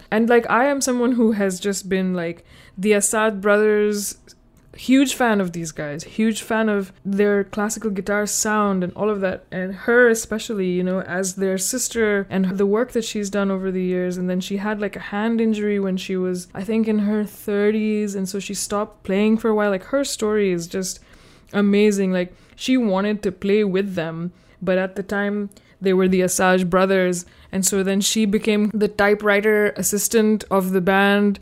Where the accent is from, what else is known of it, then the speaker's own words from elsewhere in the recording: Pakistan; now in United States; I'm from Pakistan